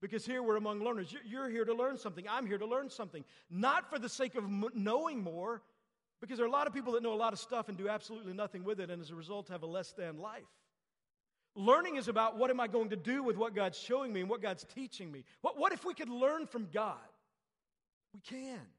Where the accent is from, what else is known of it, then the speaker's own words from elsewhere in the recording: Texas, United States; I grew up in Texas.